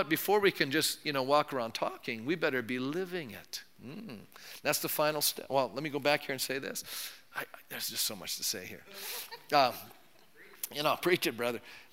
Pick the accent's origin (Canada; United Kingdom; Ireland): Canada; I'm polite. I'm a Canadian